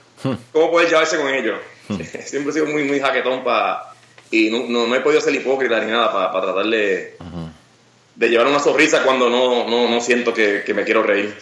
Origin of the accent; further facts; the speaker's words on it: Puerto Rico; soy orgulloso de ser de Puerto Rico